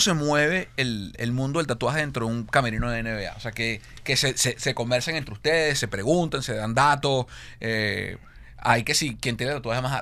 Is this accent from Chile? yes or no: no; Barquisimeto, Lara, Venezuela; o de la Hacienda, donde crecí yo en, en Barquisimeto